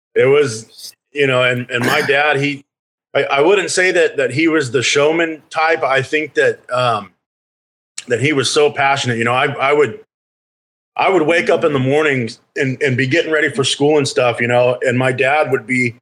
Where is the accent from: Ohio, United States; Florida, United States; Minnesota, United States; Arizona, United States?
Arizona, United States; Phoenix; moved away as an adult; now in California, United States; I grew up there in Phoenix all the way until basically I joined the army